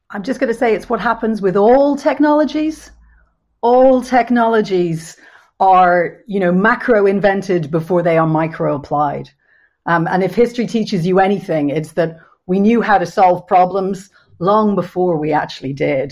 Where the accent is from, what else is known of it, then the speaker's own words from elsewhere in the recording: Dublin, Leinster, Ireland; moved away as an adult; now in London, United Kingdom; I've lived in London for just over 25 years, and so I was brought up in a much smaller city in Dublin